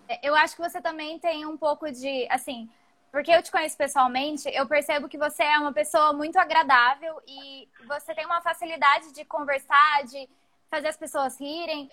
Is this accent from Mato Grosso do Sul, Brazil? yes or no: yes; Campo Grande, Mato Grosso do Sul, Brazil; now in São Carlos, Brazil; eu sou de Campo Grande, é, é, faz parte de um estado ainda muito conservador.